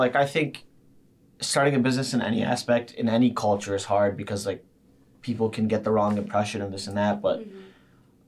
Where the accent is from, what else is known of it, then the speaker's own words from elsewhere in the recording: Sterling Heights, Michigan, United States; also born or lived in Bloomfield, Michigan; I'm from Sterling Heights is where I grew up originally. Then we kind of moved to Bloomfield in like 6th to 7th grade